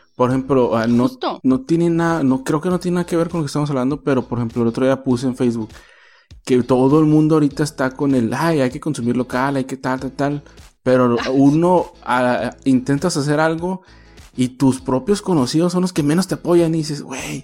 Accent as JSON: {"language": "Spanish", "town": "Mazatlán", "region": "Sinaloa", "country": "Mexico", "also_born_or_lived": "Ensenada / Tijuana", "moved": "yes", "said": "yo soy de Mazatlán"}